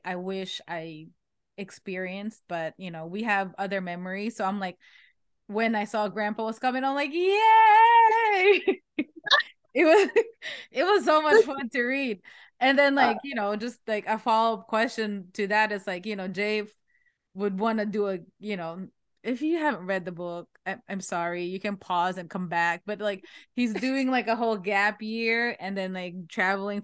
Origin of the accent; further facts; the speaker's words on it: Philippines; now in United States; I didn't grow up here. I grew up in the Philippines